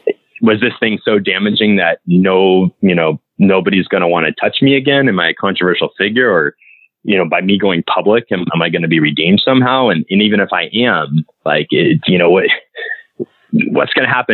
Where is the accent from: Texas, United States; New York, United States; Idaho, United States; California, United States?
California, United States; Southern; I grew up in Southern California